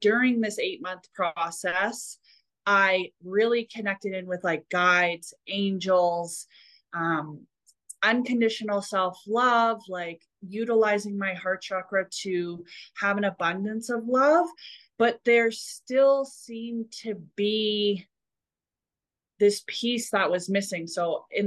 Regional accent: Alberta, Canada; growing up in Alberta, kind of a country western kind of place

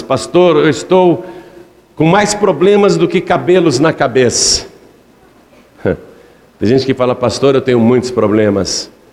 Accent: Piracicaba, São Paulo, Brazil; eu sou piracicabano. Sou do interior do estado de São Paulo, não sou nem da capital. Nasci em Piracicaba

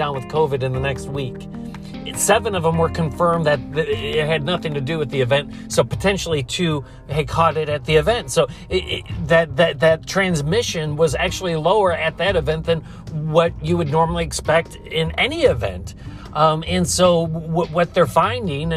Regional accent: Buffalo, New York, United States; the Buffalo Bills, my hometown

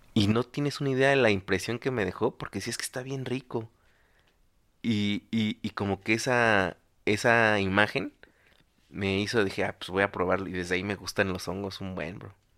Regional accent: Mexico; nuestro acento, nuestras costumbres

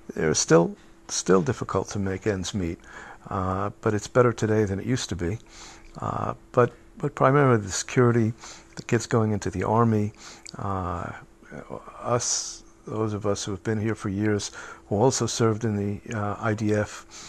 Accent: United States; moved away as an adult; now in Israel; as a kid growing up in the United States

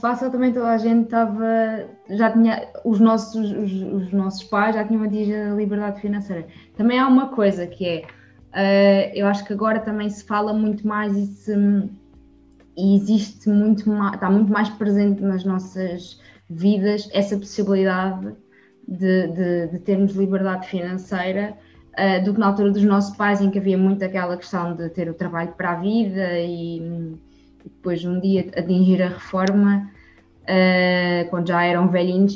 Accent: Évora, Alentejo, Portugal; a viver em Évora, eh, que é a minha terra natal

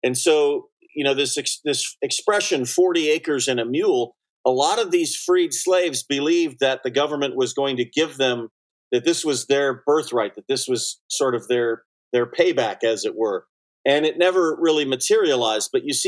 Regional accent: Southern California, United States; I grew up in Southern California.

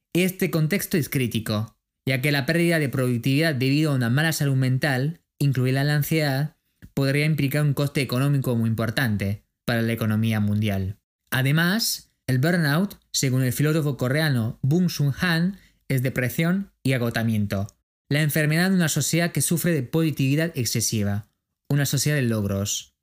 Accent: France; de Francia

